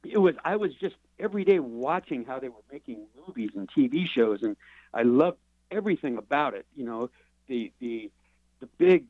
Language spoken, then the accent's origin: English; Los Angeles, California, United States; moved away; I was raised in Los Angeles.